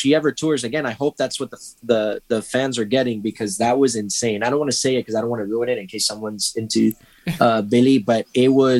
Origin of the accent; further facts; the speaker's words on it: Miami, Florida, United States; I'm from Miami, Florida